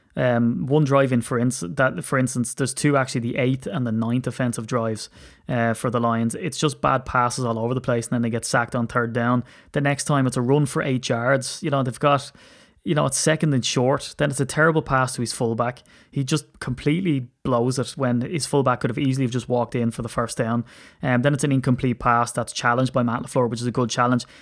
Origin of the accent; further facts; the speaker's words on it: Ireland; I'm an Irishman